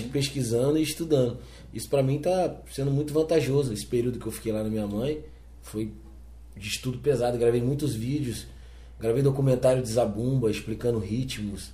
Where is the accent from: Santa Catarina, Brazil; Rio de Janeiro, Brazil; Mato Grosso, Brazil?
Rio de Janeiro, Brazil; sou natural do Rio de Janeiro, é, sou carioca da gema.